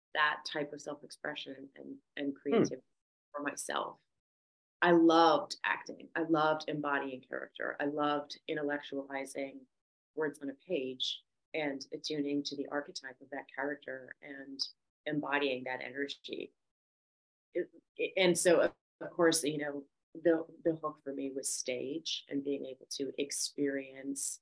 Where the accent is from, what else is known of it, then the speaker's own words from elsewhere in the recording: Victoria, British Columbia, Canada; moved away as an adult; also born or lived in Vancouver, Canada; now in Los Angeles, United States; I am originally from Victoria, BC, so I moved to Vancouver